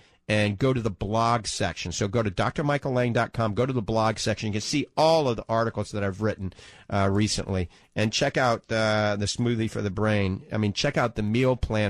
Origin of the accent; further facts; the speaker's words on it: New Orleans, Louisiana, United States; now in Ocala, United States; I grew up in New Orleans